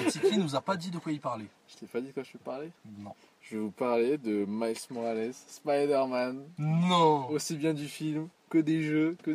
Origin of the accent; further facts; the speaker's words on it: France; also born or lived in Ferrara, Italy; je suis né en, Italie, à Ferrara. Et je suis venu en France à, à l'âge de 8, 9 ans. Tout seul Et je suis français, bien sûr, la France, le sang.